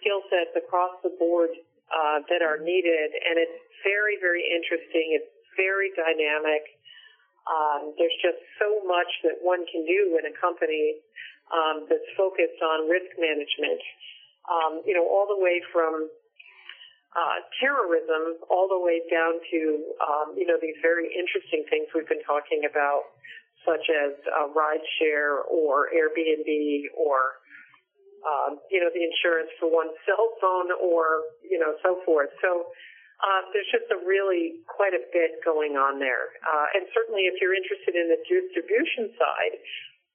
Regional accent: Hartford, Connecticut, United States; I was born in Connecticut and spent most of my life there.

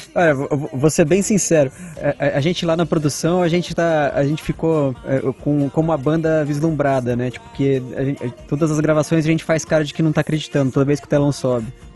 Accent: Amparo, São Paulo, Brazil; moved away as an adult; now in São Paulo, Brazil; lá na minha cidade natal, sou de uma cidade pequenininha, chama Amparo

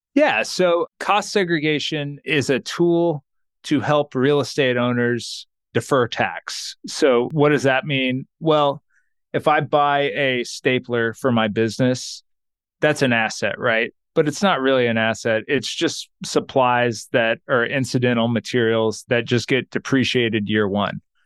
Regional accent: Texas, United States; I'm from Texas, and we have these gas stations called Buc-ee's

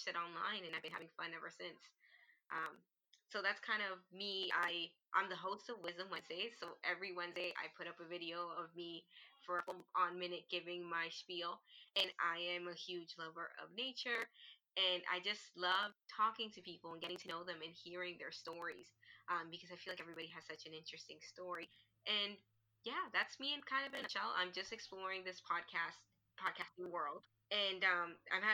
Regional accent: Toronto, Ontario, Canada; I am from Toronto, Canada

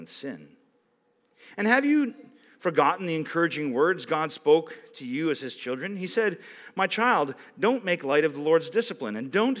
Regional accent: Roseisle, Manitoba, Canada; I grew up in Rose Isle, like just over there

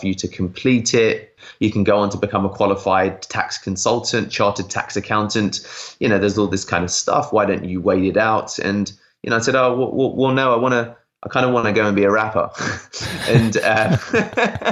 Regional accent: United Kingdom; I'm British Indian

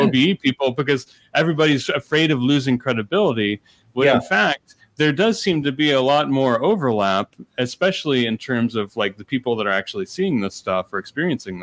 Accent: United States; also born or lived in Ohio / Indiana; I grew up in Ohio, I grew up in Indiana

